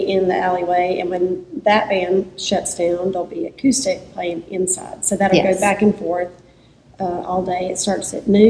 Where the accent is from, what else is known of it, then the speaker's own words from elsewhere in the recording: Asheville, North Carolina, United States; moved away as an adult; now in Shelby, United States; I lived kind of out in the country, and I'd always lived there. I was born there.